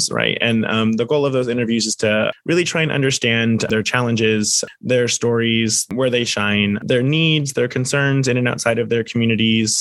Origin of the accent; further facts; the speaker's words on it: South Florida, United States; I grew up in South Florida, but my father's family is all from East Tennessee, Southwest Virginia area